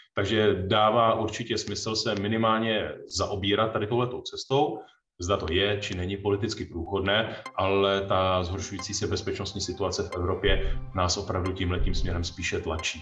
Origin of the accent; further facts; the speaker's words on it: Czechia; jsme se jako Češi